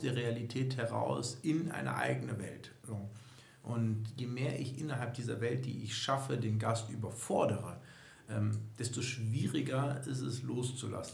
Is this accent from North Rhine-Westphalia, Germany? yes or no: yes; Düsseldorf, North Rhine-Westphalia, Germany; ich bin 40 Jahre alt, gebürtiger Düsseldorfer